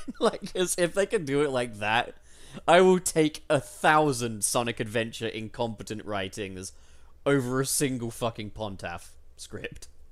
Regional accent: United Kingdom; as a British person

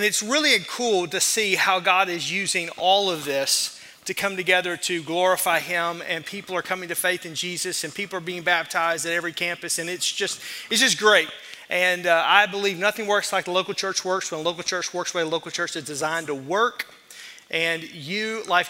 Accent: the South, United States; I'm from the South

